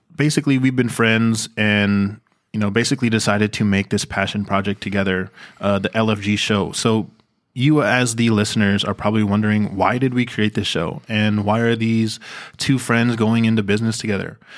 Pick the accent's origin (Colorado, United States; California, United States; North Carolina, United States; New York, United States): California, United States; Bay Area; I am born and raised in the Bay Area, here in California.